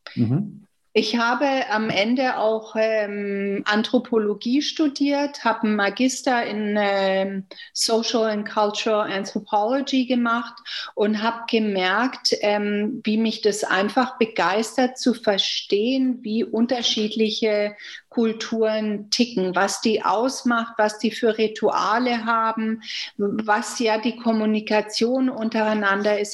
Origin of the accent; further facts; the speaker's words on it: Germany; moved away as an adult; now in Canada; ich sehe mich nicht nur als Deutsche oder als Kanadierin, sondern ich bin eine sogenannte hyphenated Canadian, a German Canadian